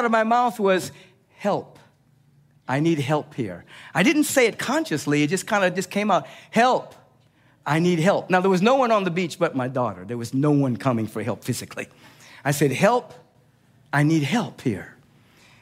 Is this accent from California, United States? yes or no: yes; Los Angeles, California, United States; I grew up in Los Angeles and went to the beach all the time